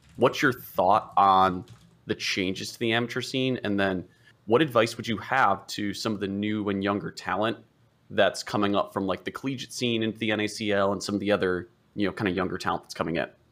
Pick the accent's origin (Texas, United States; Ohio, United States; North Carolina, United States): Ohio, United States; now in Portland, United States; I'm originally from Ohio